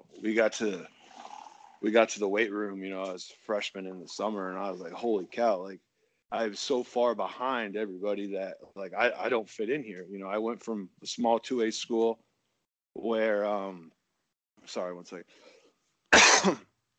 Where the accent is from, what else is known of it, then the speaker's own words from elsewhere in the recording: Iowa, United States; I was obviously growing up in Iowa